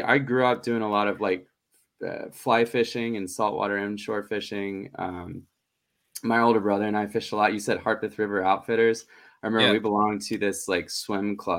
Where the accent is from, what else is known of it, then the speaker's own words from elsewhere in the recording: Nashville, Tennessee, United States; now in Knoxville, United States; I grew up in Nashville.